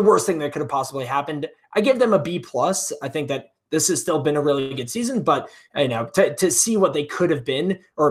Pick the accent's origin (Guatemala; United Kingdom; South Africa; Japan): United Kingdom; Wales; as a Welshman, as two Welshmen doing a podcast here